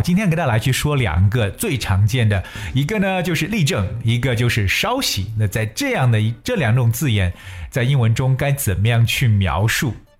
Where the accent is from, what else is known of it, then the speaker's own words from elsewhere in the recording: China; 八月一号的建军节是我们中国人民解放军建军的纪念日